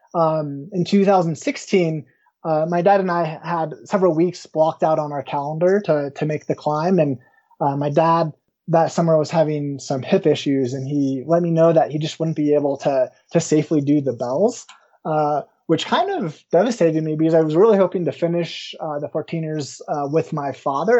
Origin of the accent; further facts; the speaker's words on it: Woodland Park, Colorado, United States; I grew up in the small town of Woodland Park, not too far from where I currently uh, live